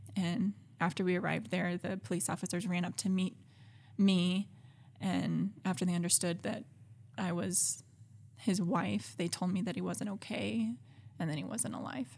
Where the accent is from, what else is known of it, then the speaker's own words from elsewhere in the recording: Alabama, United States; moved away as an adult; I grew up in Alabama, um, with a Christian family